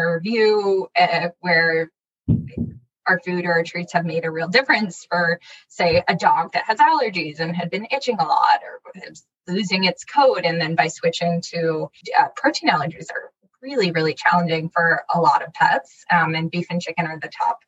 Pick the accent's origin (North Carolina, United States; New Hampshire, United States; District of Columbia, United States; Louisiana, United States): District of Columbia, United States; Washington; also born or lived in Berkeley, California; I grew up in the DC area. I was born in Berkeley, California.